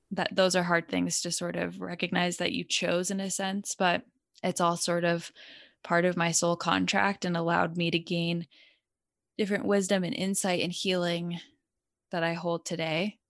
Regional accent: Connecticut, United States; I grew up in Connecticut

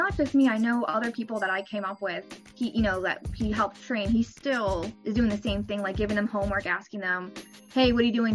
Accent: New Jersey, United States; moved away as an adult; now in Maryland, United States; originally I'm from Jersey. I used to live 5 minutes from the school, so it was so easy before. And then I moved down to Maryland

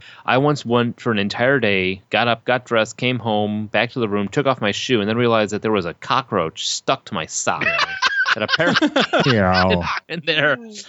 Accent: Bolingbrook, Illinois, United States; also born or lived in Chicago; so grew up in Chicago for a little while, then moved out to Bolingbrook and went to public school for grade school, and then went to a Christian middle school for 6th, 7th, and 8th grade.

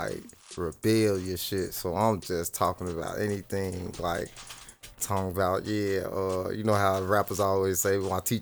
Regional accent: Chicago, Illinois, United States; also born or lived in South Side, Chicago; I'm from the Austin neighborhood, South Austin. I'm from Central and Lake. I was born and raised out west

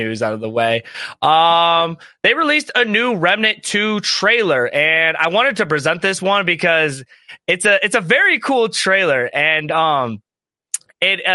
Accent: Ohio, United States; we're from Ohio

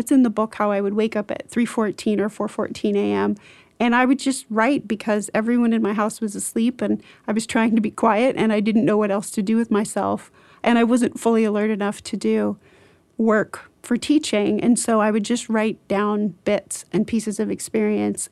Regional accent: rural Iowa, United States; in rural Iowa where I grew up

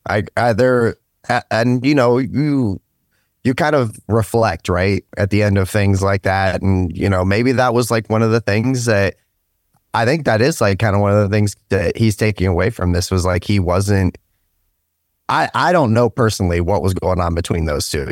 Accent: Stark County, Ohio, United States; also born or lived in United Kingdom; I'm from Stark County, um, once I came over to the States, originally out of the U K.

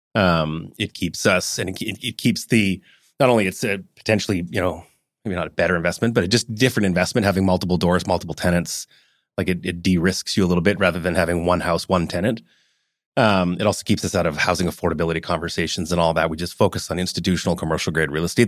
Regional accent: Vancouver, British Columbia, Canada; also born or lived in Hong Kong / Calgary; Raised around town, went to High school in Vancouver, lived in Calgary as a kid, born in Hong Kong

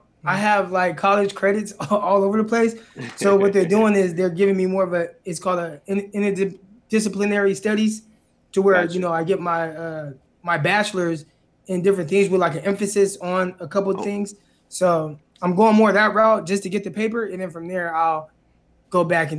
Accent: Stockton, California, United States; Yeah, I'm from Stockton. So I've lived there pretty much majority of my life, born and raised there. It's about, like, you know, 30 minutes south of Sacramento, about 45 minutes from the Bay Area

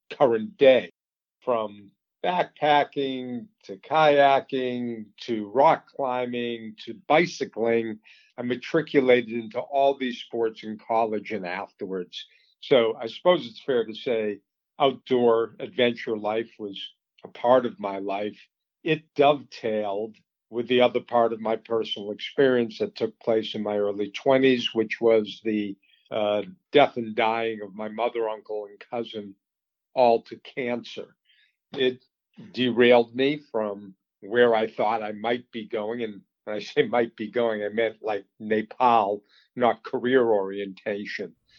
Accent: Boston, Massachusetts, United States; moved away as an adult; also born or lived in Colorado; I grew up um, in the Boston area, suburb, and went to school in Colorado

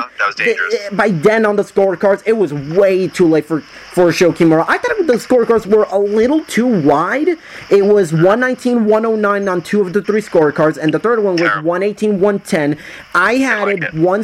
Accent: Puerto Rico; I'm from Puerto Rico, and we don't have Five Guys over there in Puerto Rico

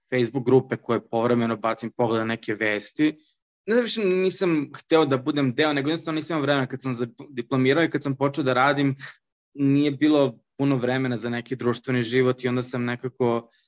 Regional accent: Serbia; now in Shenzhen, China; moj identitet Srbina, nikad nije bio samo, i da kažemo, identitet Srbina. Reći da sam ja samo Srbin, da imam samo identitet kao građanin Republike Srbije

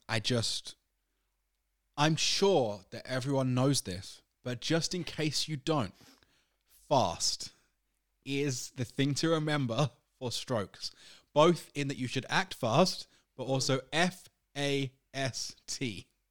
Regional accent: United Kingdom; I'm British

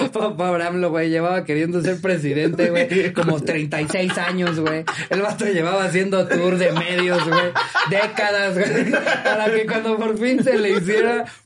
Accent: Mexico

